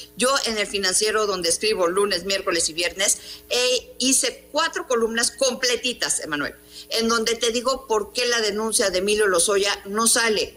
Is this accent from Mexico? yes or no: yes; Mexico; como mexicanos